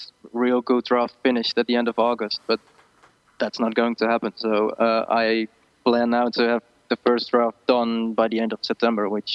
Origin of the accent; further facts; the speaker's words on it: Netherlands; first language Dutch; English is a second language; we grow up with English